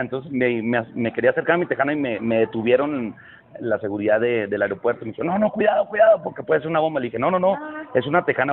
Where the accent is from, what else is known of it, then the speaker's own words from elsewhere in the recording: Chihuahua, Mexico; now in Mexico City, Mexico; Empecé a trabajar a los 10 años en mi tierra natal, Chihuahua